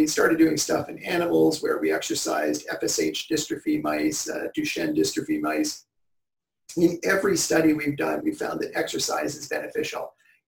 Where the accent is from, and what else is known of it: Newmarket, Ontario, Canada; born or raised there